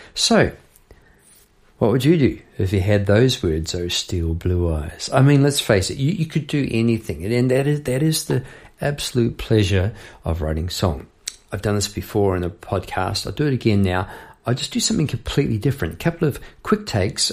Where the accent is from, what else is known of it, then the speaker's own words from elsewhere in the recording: New Zealand; moved away as an adult; now in Melbourne, Australia; I'm from New Zealand, living in Melbourne